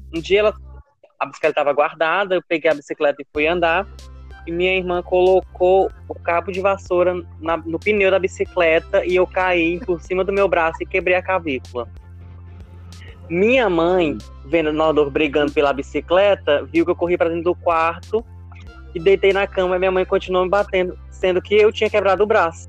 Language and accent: Portuguese; Santa Cruz dos Milagres, Piauí, Brazil; sou natural de Santa Cruz dos Milagres